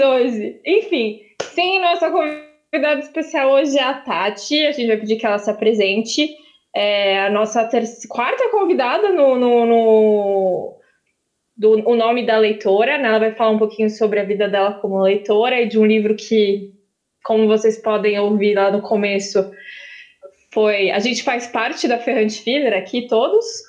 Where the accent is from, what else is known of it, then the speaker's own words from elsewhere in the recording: Nossa Senhora de Lourdes, Sergipe, Brazil; now in Aracaju, Brazil; Eu nasci aqui, mas eu cresci numa cidadezinha do sertão de Sergipe, chamada Nossa Senhora de Lourdes